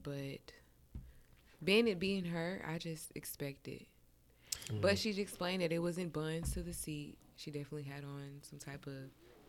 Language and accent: English; Lithonia, Georgia, United States; I'm from Latonia, Georgia